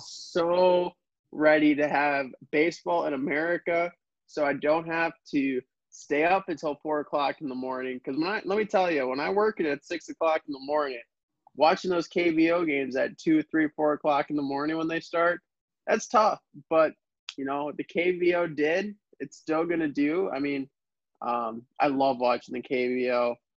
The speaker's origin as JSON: {"language": "English", "region": "Arizona", "country": "United States", "tie": "born or raised there", "said": "Growing up in Arizona, where we have a bunch of fake Dodgers fans that live in Arizona, I'm five hours away from Los Angeles"}